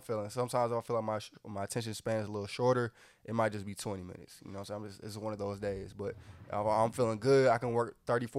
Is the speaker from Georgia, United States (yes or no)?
yes; Atlanta, Georgia, United States; Right, I'm from Atlanta.